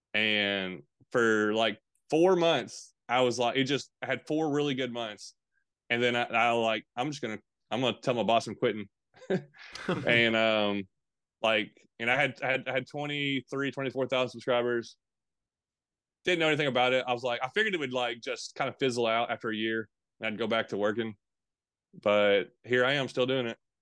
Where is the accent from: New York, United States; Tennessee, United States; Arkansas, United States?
Tennessee, United States; also born or lived in Bowling Green, Kentucky / Campbellsville, Kentucky; I was born in Bowling Green, Kentucky, lived in Campbellsville, Kentucky for a little bit, and lived most of my life in Tennessee, though, Middle Tennessee and Eastern Tennessee, kinda back and forth.